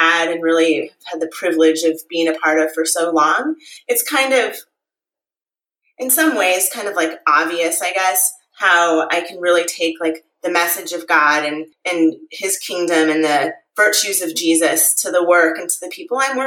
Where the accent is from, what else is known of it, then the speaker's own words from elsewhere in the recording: St. Louis, Missouri, United States; moved away as an adult; now in Arizona, United States; I grew up in St. Louis, Missouri